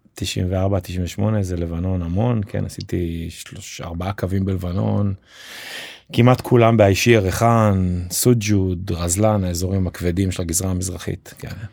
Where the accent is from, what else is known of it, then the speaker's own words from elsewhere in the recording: Jerusalem, Jerusalem District, Israel; moved away as an adult; also born or lived in New York; now in Ramat HaSharon, Israel; אני במקור ירושלמי